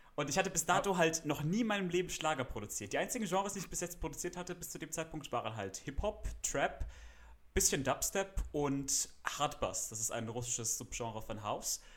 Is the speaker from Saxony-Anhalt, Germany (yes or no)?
no; Freiburg, Baden-Württemberg, Germany; ich studiere Musik in meiner Heimatstadt Freiburg an der Musikhochschule